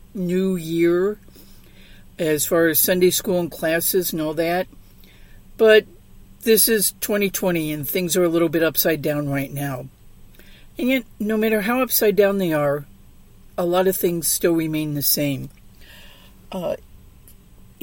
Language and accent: English; St. Louis, Missouri, United States; now in Southern California, United States; growing up in St. Louis